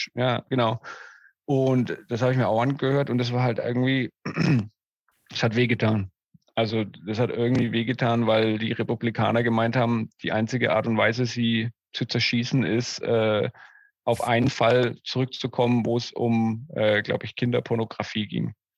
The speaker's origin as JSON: {"language": "German", "country": "Germany", "moved": "yes", "lives_now": "Atlanta, United States", "said": "Als Deutscher"}